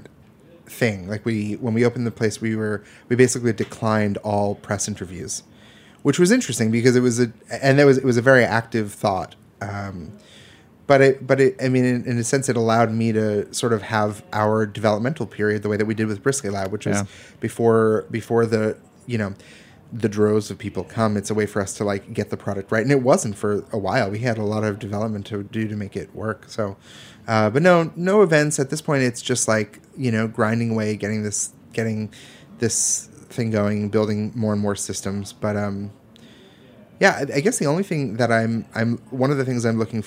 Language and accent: English; East Coast, United States; growing up on the East Coast